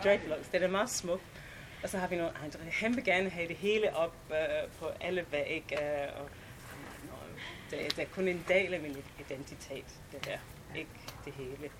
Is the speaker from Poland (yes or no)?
no; England, United Kingdom; Danish is a second language; moved away as an adult; also born or lived in London; now in Denmark; Jeg kommer fra England